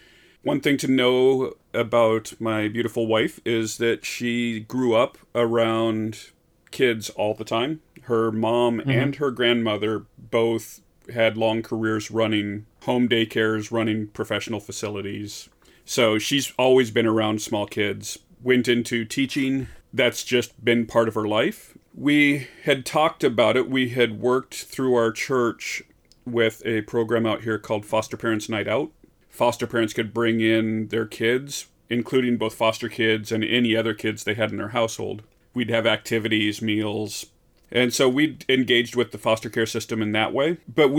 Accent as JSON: {"language": "English", "region": "Midwest", "country": "United States", "said": "even though I am from the Midwest."}